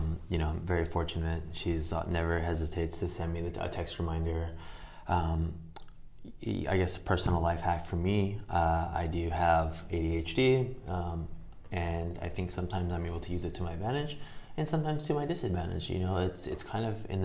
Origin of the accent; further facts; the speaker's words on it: Whittier, California, United States; I grew up running in Whittier Hills